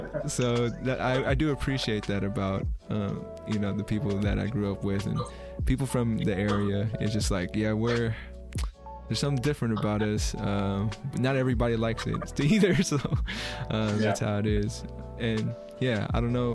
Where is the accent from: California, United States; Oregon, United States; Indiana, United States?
California, United States; Bay Area; I grew up in the Bay Area, so pretty liberal